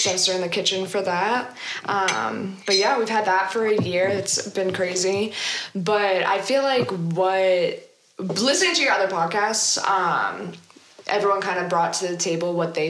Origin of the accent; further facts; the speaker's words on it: Everett, Massachusetts, United States; I grew up in Everett, went to Everett High, class of 2014.